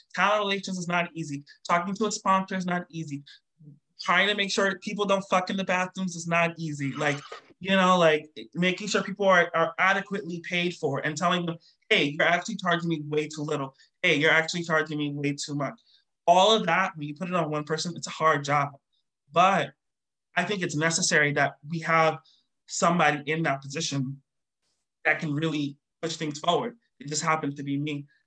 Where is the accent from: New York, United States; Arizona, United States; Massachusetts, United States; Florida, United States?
New York, United States; New York City; I'm from New York.